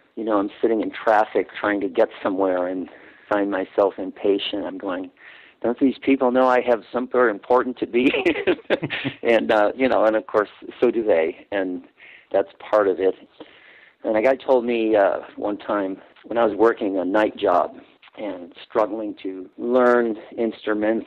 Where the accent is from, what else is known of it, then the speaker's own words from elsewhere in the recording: Cicero, Illinois, United States; also born or lived in western suburbs of Chicago; I grew up in Cicero, Illinois, in a dense Catholic working class city just west of Chicago